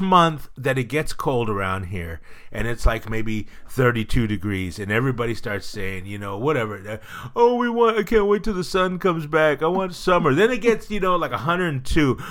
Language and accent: English; Northern California, United States; I'm a Northern California kid